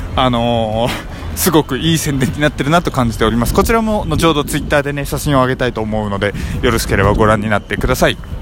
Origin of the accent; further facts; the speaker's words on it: Hokkaido, Japan; moved away as an adult; also born or lived in Honshu; 北海道出身とは言ったんですけれども大学入学を機にですね本州の方に行きまして